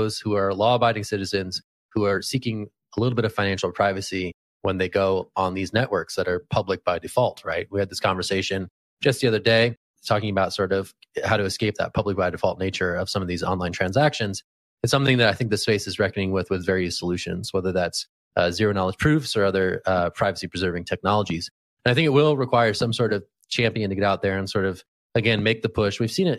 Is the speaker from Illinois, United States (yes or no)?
no; California, United States; born there; Hey man, the first wave is California themed. So as a Californian by birth, I'm all in.